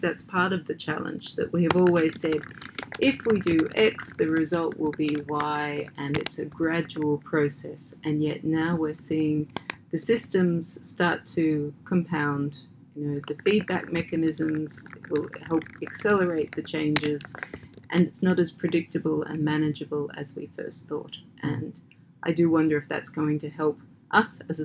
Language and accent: English; Australia; moved away; my home country is Australia